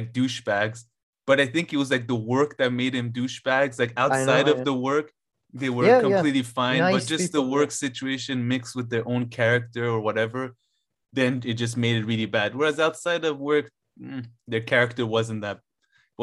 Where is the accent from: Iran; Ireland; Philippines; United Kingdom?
Iran; moved away; I was born in Iran